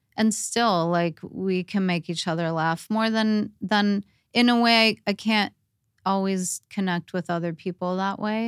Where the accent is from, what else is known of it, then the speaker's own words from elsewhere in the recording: Torrance, California, United States; I grew up in Torrance